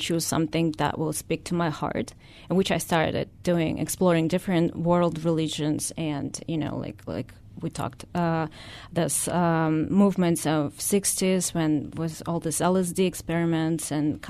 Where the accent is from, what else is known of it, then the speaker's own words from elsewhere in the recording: Russia; English is a second language; So I was born in Russia. Mm-hmm. I spent almost all my life there. And when I was, you know, back then when I was born, it wasn't Russia. It was the USSR